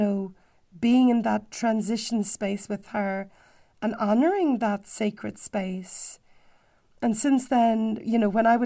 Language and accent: English; Dublin, Leinster, Ireland; I come from Dublin